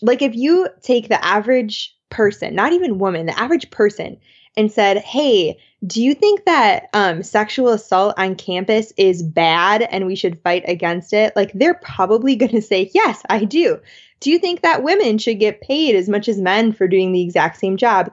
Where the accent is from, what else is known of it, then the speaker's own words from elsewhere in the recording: Madison, Wisconsin, United States; I'm from Madison, Wisconsin, and anyone who's been there knows it's like hippieville.